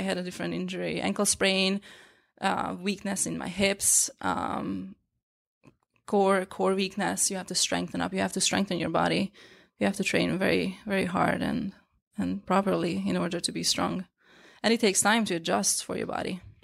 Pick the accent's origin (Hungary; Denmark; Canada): Hungary; English is a second language; moved away as an adult; now in New York, United States; growing up in Hungary, we didn't have acupuncture school